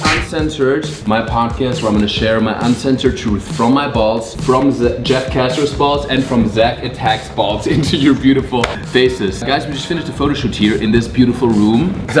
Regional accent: Germany; moved away; I'm German

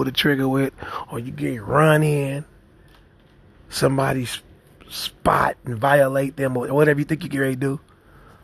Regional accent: Kansas City, Missouri, United States; my hometown, Kansas City, Missouri

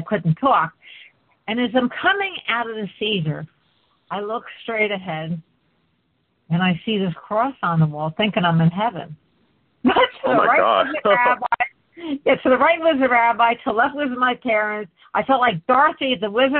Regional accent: Port Jervis, New York, United States; moved away as an adult; I was born in Port Jervis, New York. My dad was born there. And I lived there until I finished college.

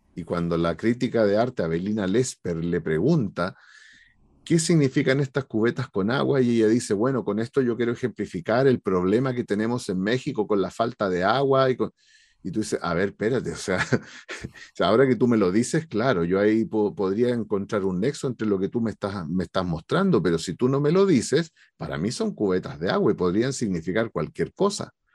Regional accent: Maipú, Santiago Metropolitan Region, Chile; yo soy de acá de Maipú

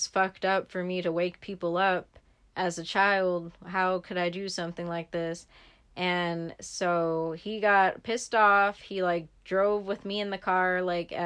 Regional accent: San Francisco Bay Area, California, United States; also born or lived in Fairfield, California / Oakland, California; I grew up over there in the Bay

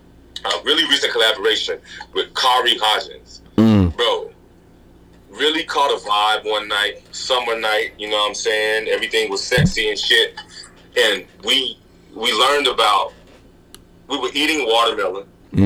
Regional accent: Texas, United States; because if growing up in Texas is some of the shit I've been through ain't stopped me

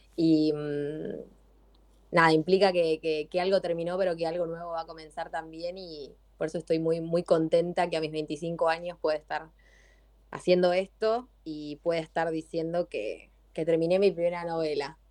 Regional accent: Adrogué, Buenos Aires Province, Argentina; Yo soy de Adrogué

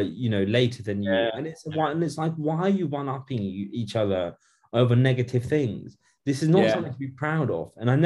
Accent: United Kingdom; I'm born in Britain. So I'm born in the UK. So I'm British, technically speaking.

